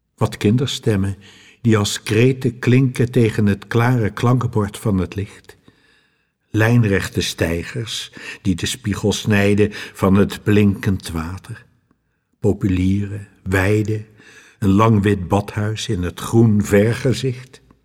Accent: Loosdrecht, North Holland, Netherlands; Was er bij ons thuis een Duitsstalige vrouw die kort na de oorlog bij ons in Loosdrecht inwoonde

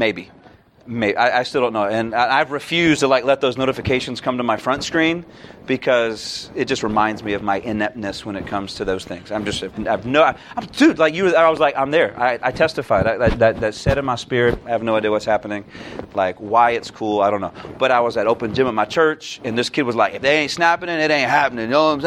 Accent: Naples, Florida, United States; now in Youngstown, United States; I'm from Naples, Florida

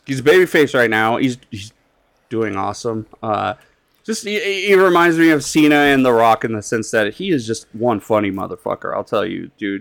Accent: Colorado, United States; I'm from Colorado

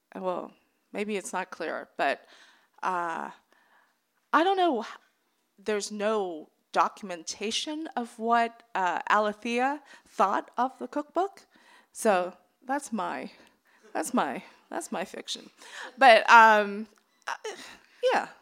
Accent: American South, United States; I grew up in the American South

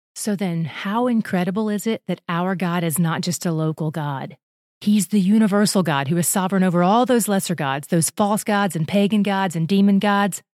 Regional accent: United States; As an American citizen

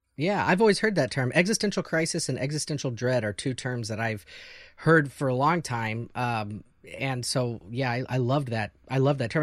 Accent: Missouri, United States; now in Chicago, United States; I'm from Missouri and there's a lot of NASCAR people in Missouri

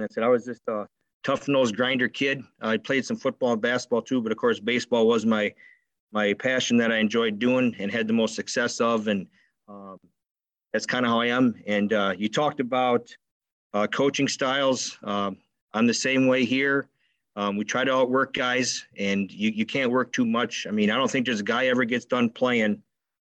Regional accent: Beaver Dam, Wisconsin, United States; also born or lived in Janesville, Wisconsin; I'm originally from Beaver Dam, which is a little north of Madison.

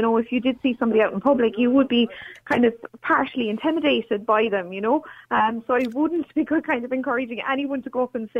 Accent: Cork, Munster, Ireland; I'm from Cork

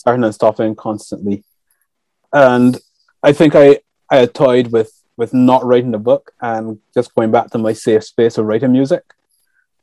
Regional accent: Barbados; also born or lived in Europe; now in United Kingdom; growing up in the Caribbean

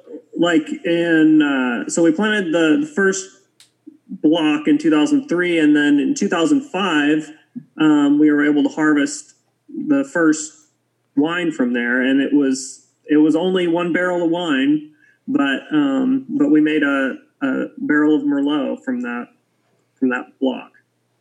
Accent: Fayetteville, Arkansas, United States; moved away as an adult; I grew up in Arkansas, in the Ozarks

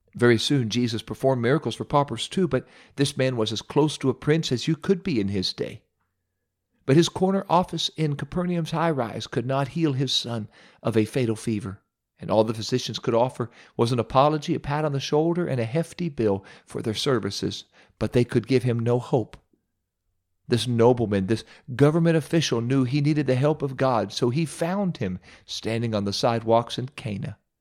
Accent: Ohio, United States; my home state of Ohio

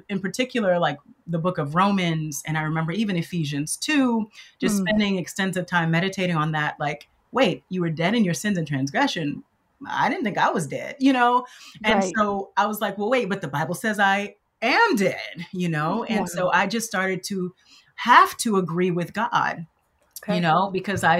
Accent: Los Angeles, California, United States; also born or lived in Michigan; I grew up in Los Angeles, California.

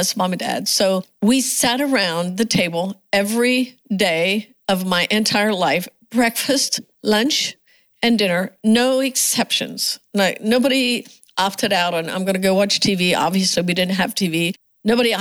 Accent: United States; growing up in the Amish community, my mom and dad were Old Order Amish

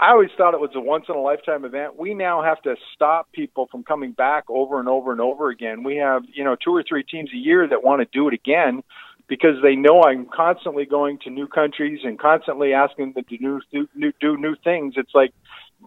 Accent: Michigan area, United States; I'm from the Michigan area

